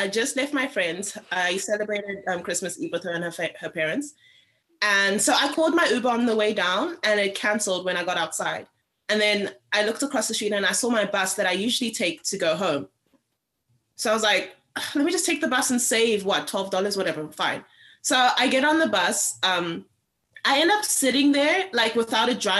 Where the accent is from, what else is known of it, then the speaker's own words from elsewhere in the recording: Cape Town, Western Cape, South Africa; moved away; Cape Town, which is where I'm from